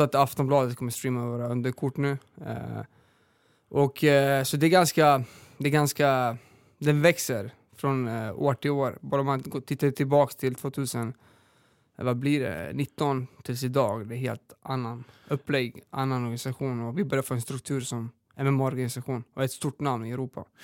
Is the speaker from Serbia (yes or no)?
yes; northern Serbia, Serbia; now in Sweden; Vi mm. är uppvuxna i Serbien, eh, norra Serbien.